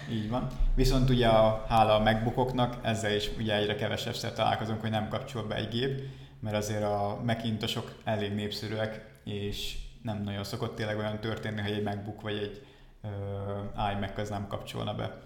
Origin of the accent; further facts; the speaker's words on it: Balatonfüred, Veszprém County, Hungary; moved away as an adult; now in Dunajská Streda, Slovakia; Igazából én Balatonfüredről származom.